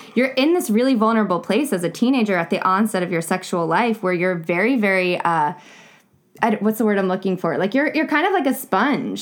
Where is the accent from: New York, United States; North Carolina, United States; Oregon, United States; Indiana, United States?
North Carolina, United States; I was born, or I was raised in North Carolina